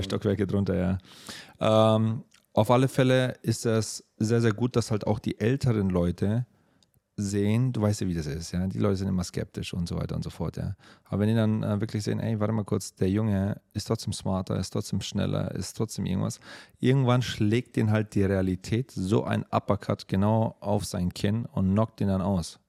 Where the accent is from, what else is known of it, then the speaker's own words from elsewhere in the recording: Germany; moved away; bei uns in Deutschland